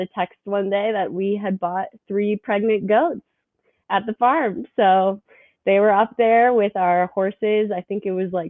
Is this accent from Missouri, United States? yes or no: yes; St. Louis, Missouri, United States; I'm from St. Louis, Missouri, which is definitely St. Louis. It's very suburban